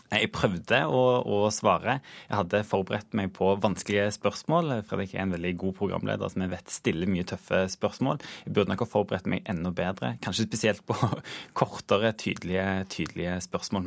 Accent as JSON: {"language": "Norwegian", "region": "Western Norway", "country": "Norway", "said": "jeg er jo vestlending"}